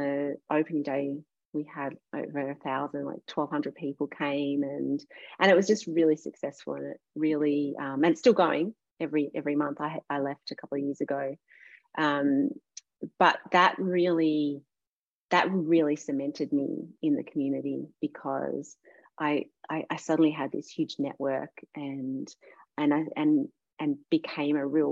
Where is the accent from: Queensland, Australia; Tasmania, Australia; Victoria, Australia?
Victoria, Australia; Warragul; also born or lived in Melbourne; I grew up in Gippsland and I went to school in Warragul